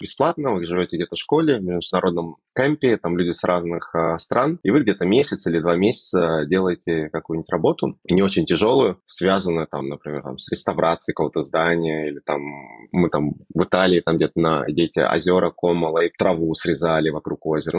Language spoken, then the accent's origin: Russian; Moscow, Russia; moved away as an adult; now in Vancouver, Canada; я сам из Москвы и всегда жил в Москве